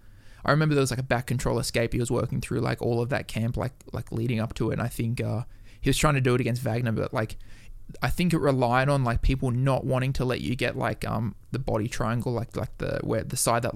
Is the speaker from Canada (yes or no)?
no; Newcastle, North East England, United Kingdom; Like I was from Newcastle. There was like not really anyone like that was competing internationally there.